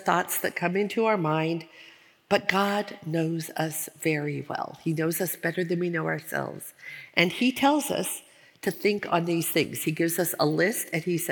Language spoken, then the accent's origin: English; Portland, Oregon, United States; moved away as an adult; also born or lived in Minnesota; we had just moved from Minnesota back to my hometown of Portland, Oregon, and we started going to the church that I grew up in.